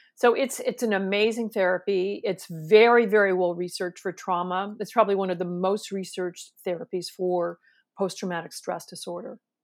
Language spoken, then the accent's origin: English; San Francisco Bay Area, California, United States; I'm from California, right? I'm from the San Francisco Bay Area